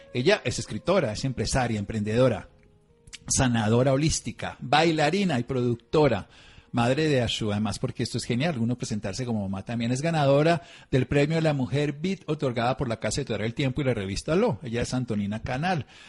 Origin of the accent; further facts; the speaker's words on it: Tolima, Colombia; yo nací en el Tolima, donde también se baila mucho